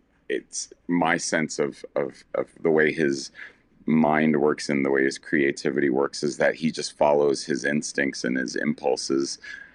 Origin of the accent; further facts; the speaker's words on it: Southern United States, United States; I didn't have that kind of visibility as a little gay boy growing up in the South.